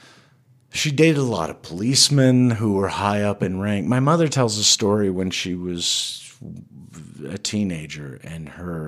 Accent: Florida Panhandle, United States; also born or lived in Madrid, Spain; I was brought to this country where I was raised in a town that hated me for being Spanish

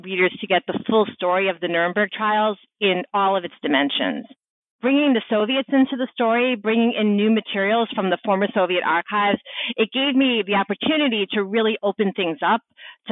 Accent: New York City, New York, United States; I had worked during the summers for my hometown newspaper, the Staten Island Advance

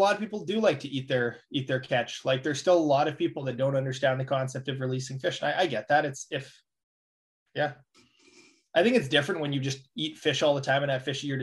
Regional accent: Canada

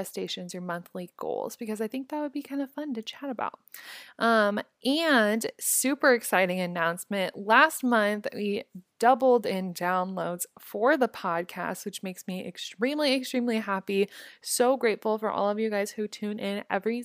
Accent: Omaha, Nebraska, United States; moved away; my hometown in Omaha

